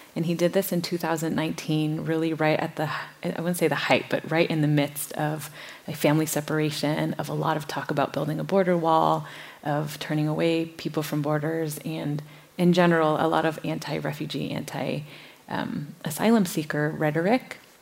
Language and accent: English; Minnesota, United States; I grew up in Minnesota